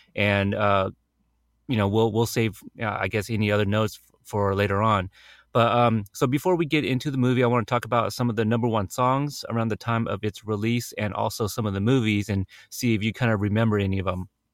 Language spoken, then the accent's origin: English; United States; I was born in America.